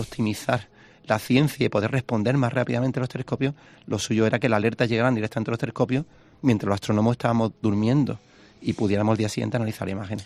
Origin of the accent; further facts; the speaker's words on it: Spain; Yo, como español